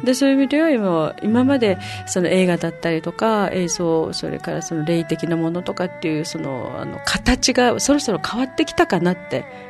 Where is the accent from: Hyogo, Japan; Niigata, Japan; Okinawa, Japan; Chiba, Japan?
Okinawa, Japan; 私たちは沖縄の人間